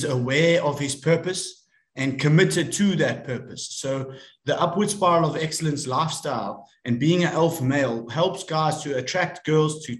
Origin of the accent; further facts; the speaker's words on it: South Africa; I'm from South Africa